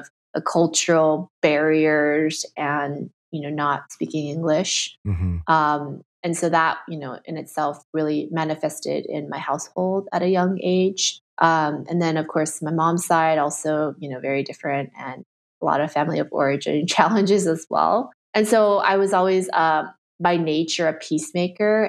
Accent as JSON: {"language": "English", "region": "Southern California", "country": "United States", "tie": "born or raised there", "first_language": "Chinese", "second_language": "English", "moved": "yes", "lives_now": "New York, United States", "said": "I grew up in Southern California, was born and raised there"}